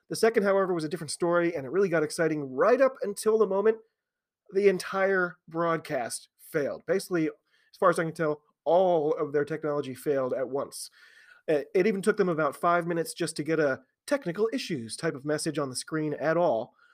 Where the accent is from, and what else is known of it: United States